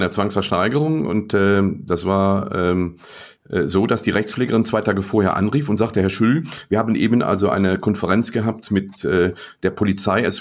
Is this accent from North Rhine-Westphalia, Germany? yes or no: yes; Cologne, North Rhine-Westphalia, Germany; Ja, als Kölner sagt man, et küt wird küt, es kommt, wie es kommt.